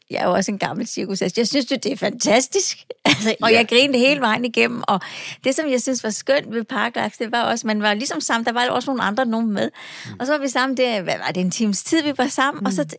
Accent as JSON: {"language": "Danish", "area": "Falster", "region": "Zealand", "country": "Denmark", "accent": "Falster", "said": "Jeg kommer fra Falster, det er den, du kan høre"}